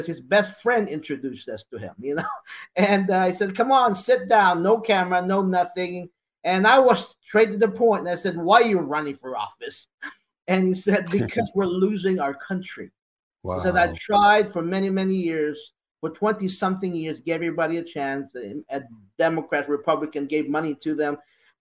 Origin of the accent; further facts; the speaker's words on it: United States; I'm an American